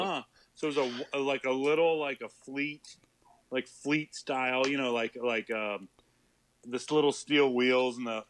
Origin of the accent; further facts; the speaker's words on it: West Coast, United States; where I grew up on the West Coast.